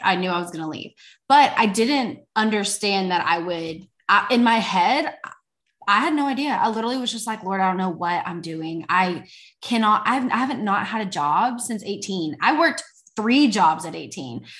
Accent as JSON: {"language": "English", "town": "Fort Worth", "region": "Texas", "country": "United States", "said": "I am from Fort Worth, Texas."}